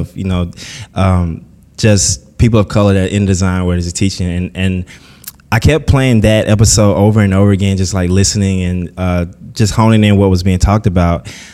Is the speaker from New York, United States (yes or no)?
no; Columbus, Mississippi, United States; moved away; I was born and raised in Columbus, Mississippi